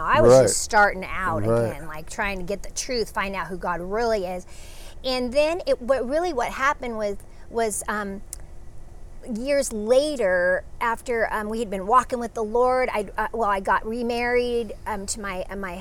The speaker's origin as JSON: {"language": "English", "town": "Los Angeles", "region": "California", "country": "United States", "tie": "born or raised there", "also_born_or_lived": "Clairemont, San Diego", "moved": "as an adult", "lives_now": "San Diego, United States", "said": "I grew up"}